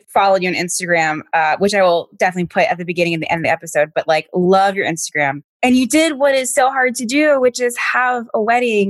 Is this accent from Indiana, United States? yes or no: no; Stafford, Virginia, United States; now in New York, United States; Your family's from Virginia. And it's like, but I live here now.